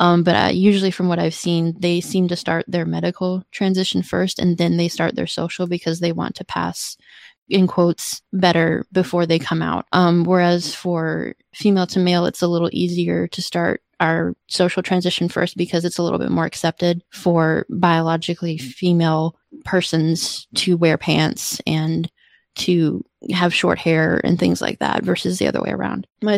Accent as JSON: {"language": "English", "region": "Georgia", "country": "United States", "also_born_or_lived": "Illinois / Washington", "said": "So I'm originally from Georgia, and then I moved to Illinois, and then I moved to Washington State, and then I moved here."}